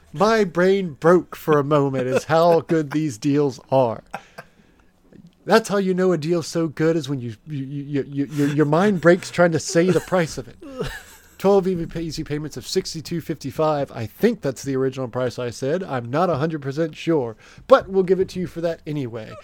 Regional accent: United States; we're American here on this show, we're not, we're not English.

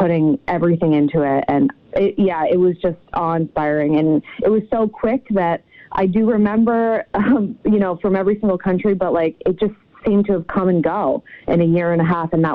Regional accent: Connecticut, United States; I'm from Connecticut originally.

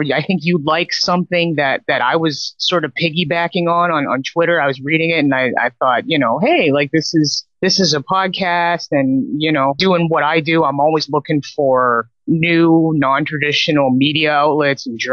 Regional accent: Vancouver, British Columbia, Canada; I was born and raised just across the border here in Vancouver in Canada

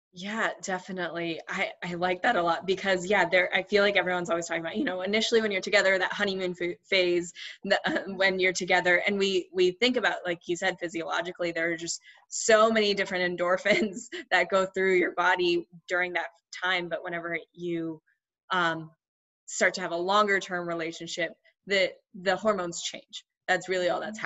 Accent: United States; I grew up also in the States, but um, with um, Indian parents

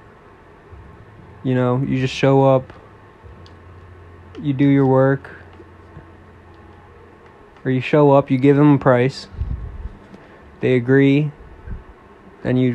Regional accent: East Coast of the United States, United States; I'm from the East Coast of United States.

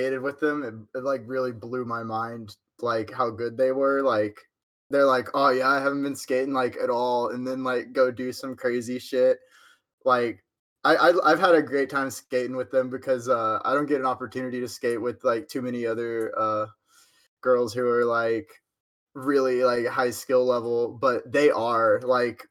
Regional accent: Huntsville, Texas, United States; I'm from Huntsville, Texas

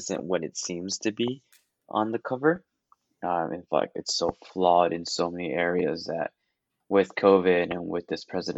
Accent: Taiwan; moved away; I come from Taiwan

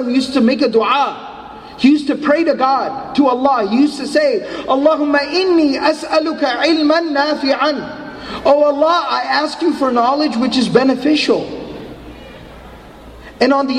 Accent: Dallas, Texas, United States; I'm from Dallas

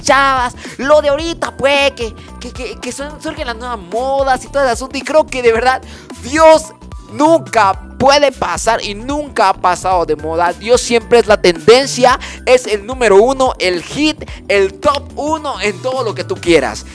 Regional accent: Chiapas, Mexico; aquí en Chiapas, y que soy chiapaneco de corazón, de verdad, me corre chipilín en las venas

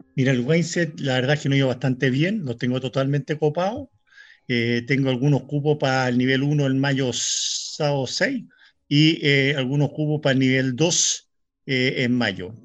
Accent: Chile; Nosotros como chilenos

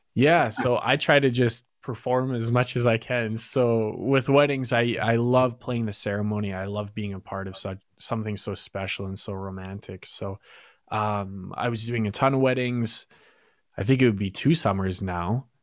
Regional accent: Fort Saskatchewan, Alberta, Canada; I'm originally from Fort Saskatchewan

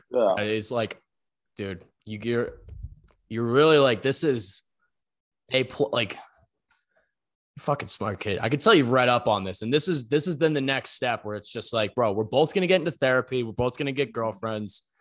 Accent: Ireland; Well, I think what we do, man, is like also like we're both Irish kids.

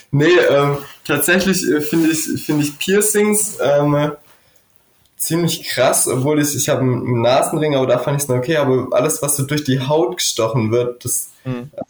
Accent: Stuttgart, Baden-Württemberg, Germany; Ja, eigentlich bin ich aus Stuttgart, ähm, habe aber tatsächlich ein bisschen bayerische Wurzeln

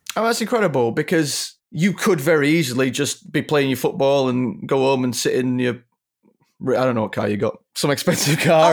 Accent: Leeds, Yorkshire and the Humber, United Kingdom; when I was younger, growing up in Leeds

